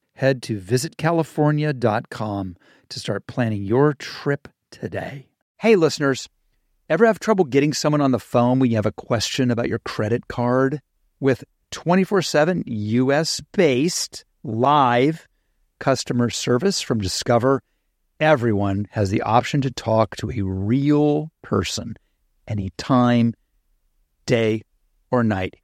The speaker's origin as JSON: {"language": "English", "town": "Dayton", "region": "Ohio", "country": "United States", "tie": "born or raised there", "moved": "yes", "lives_now": "California, United States", "said": "I grew up in Ohio and Dayton."}